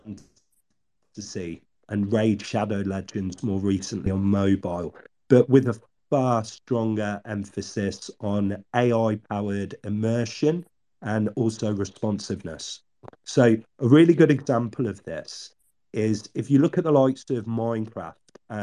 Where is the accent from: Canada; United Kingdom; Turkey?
United Kingdom; Oxford, South East England; I was born in Oxford, England.